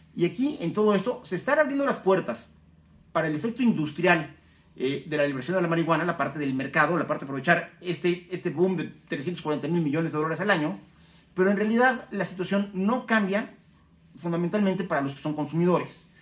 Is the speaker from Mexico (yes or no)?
yes; Mexico